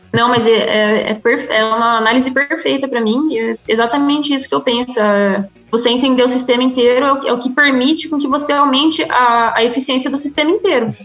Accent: Brazil; moved away as an adult; also born or lived in Australia; now in Switzerland; desde que eu saí do Brasil, eu tenho orgulho de ser brasileira

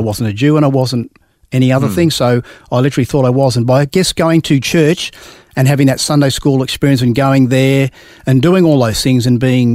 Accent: Melbourne, Victoria, Australia; I grew up in South Caulfield, which is in Victoria, in a middle-class family.

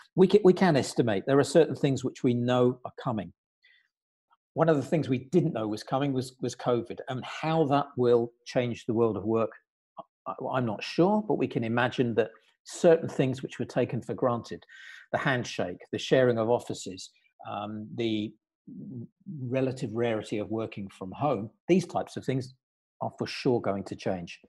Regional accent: United Kingdom; now in Luxembourg; here I am in the Grand Duchy of Luxembourg as a Brit, as you can tell probably from my accent.

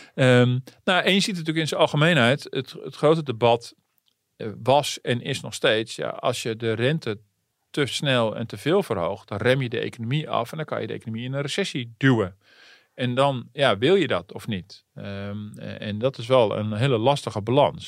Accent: Netherlands; als Nederlanders

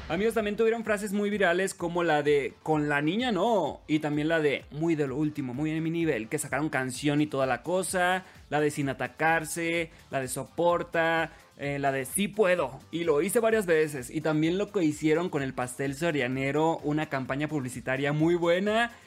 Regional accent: Los Mochis, Sinaloa, Mexico; soy originario de Los Mochis, Sinaloa

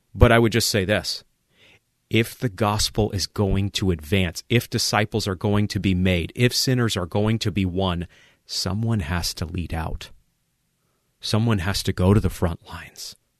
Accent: Maine, United States; moved away; I vacationed a few times in Quebec growing up in Maine

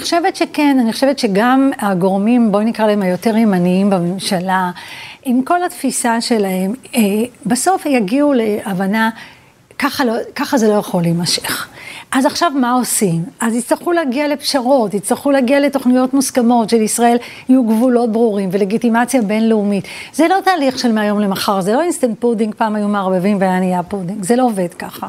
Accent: Petah Tikva, Central District, Israel; also born or lived in Vilnius / Givat Shmuel; ואז עברנו לפתח תקווה, אה, לשכונת ילדותי

